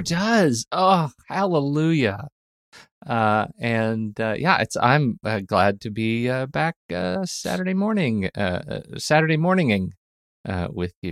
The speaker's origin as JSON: {"language": "English", "country": "United States", "said": "as an American"}